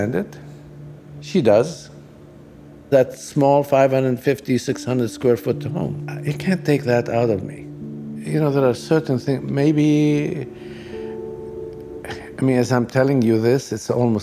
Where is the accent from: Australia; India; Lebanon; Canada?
Lebanon; now in United States; This is where I grew up